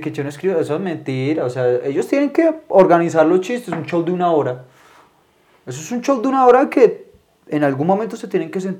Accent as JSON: {"language": "Spanish", "town": "Barquisimeto", "region": "Lara", "country": "Venezuela", "said": "No, es que yo soy de Barquisimeto."}